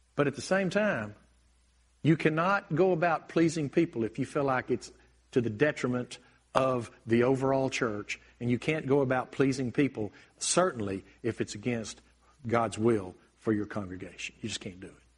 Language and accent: English; United States; I'm blessed to be an American